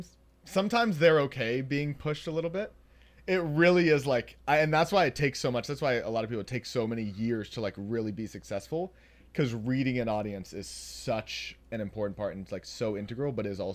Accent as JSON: {"language": "English", "town": "Nashville", "region": "Tennessee", "country": "United States", "tie": "born or raised there", "moved": "yes"}